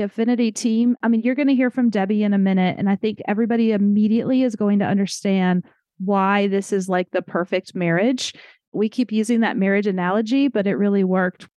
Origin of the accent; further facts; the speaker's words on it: Atlanta, Georgia, United States; I'm from Atlanta